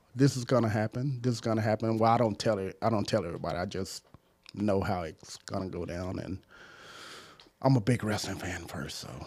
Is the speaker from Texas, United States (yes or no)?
yes; Dallas, Texas, United States; I grew up in Southeast Dallas